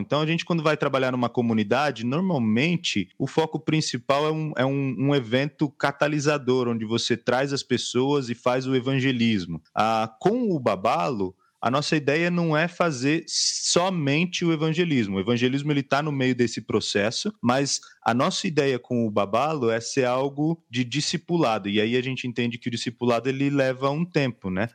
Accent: Nova Odessa, São Paulo, Brazil; Sou aqui de Nova Odessa, interior de São Paulo, próximo a Campinas

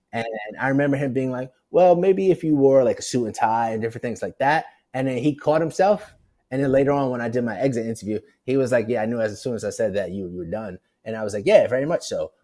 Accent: New York City, New York, United States; also born or lived in Portland / Bristol, Connecticut; I'm from Brooklyn. I'm from the project.

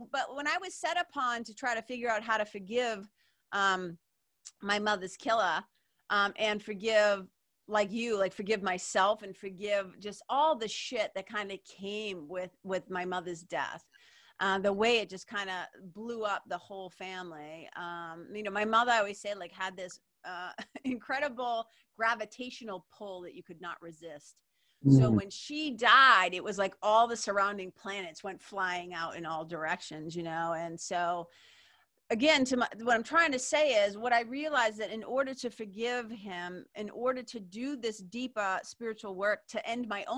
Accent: Lawrence, Massachusetts, United States; also born or lived in Boston, Massachusetts; being a kid growing up in Lawrence, Mass, Boston, Mass

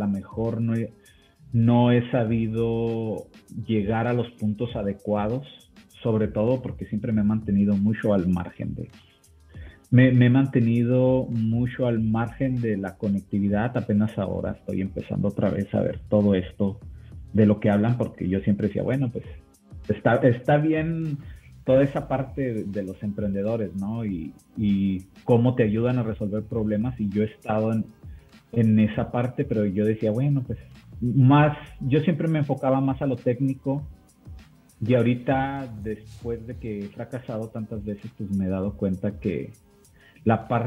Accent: Mexico; Sé que aquí yo soy mexicano, entonces aquí en México es difícil tratar de, de, cambiar esa perspectiva.

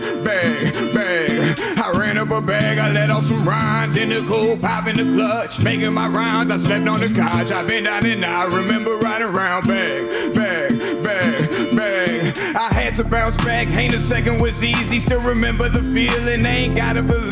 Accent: Port Arthur, Texas, United States; I'm from Port Arthur, Texas

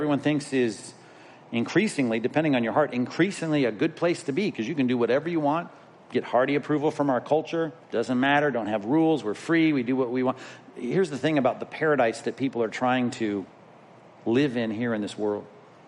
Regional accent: California, United States; I'm from California

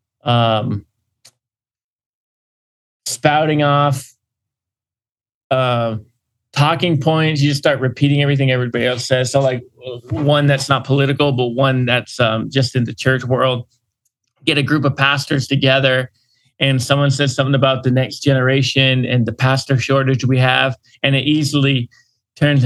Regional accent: Northeast, United States; I'm a Yankee, like living here in the Northeast

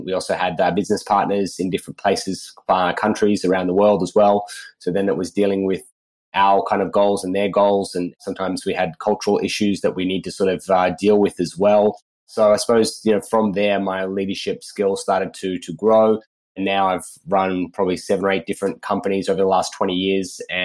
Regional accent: Sydney, New South Wales, Australia; I grew up in Sydney, Australia

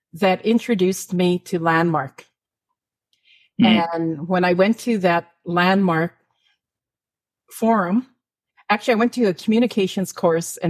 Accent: Canada; from Northern Alberta, Saskatchewan

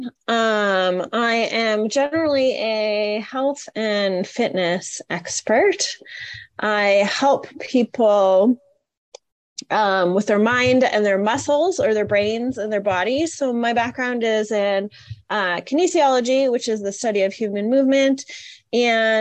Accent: Canada; I grew up in Canada

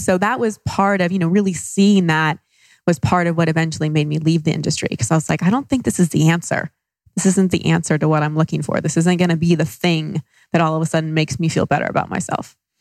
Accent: Dallas, Texas, United States; moved away as an adult; also born or lived in Los Angeles; now in Austin, United States; I grew up in Dallas

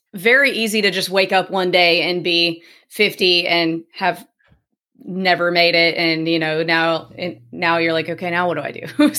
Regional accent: Starkville, Mississippi, United States; Starkville, Mississippi.

